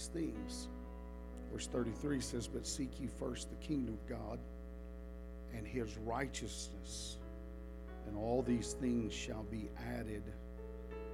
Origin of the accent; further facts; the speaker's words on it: the South, United States; I am from the South